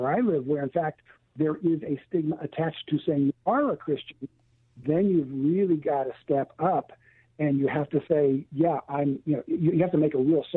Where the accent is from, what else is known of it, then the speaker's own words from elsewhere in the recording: Canada; moved away as an adult; now in California, United States; I've lived all of my life, born and raised in Canada, but lived all of my ministry life in California